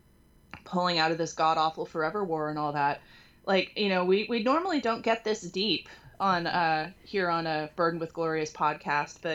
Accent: California, United States; moved away; I moved out here, you know, I'm from California. We have earthquakes. I grew up experiencing several minor earthquakes

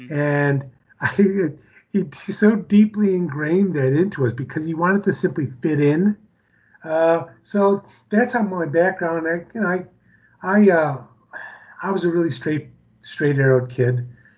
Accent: Chicago, Illinois, United States; now in Denver, United States; Yeah, I'm from Chicago, born and raised in Chicago.

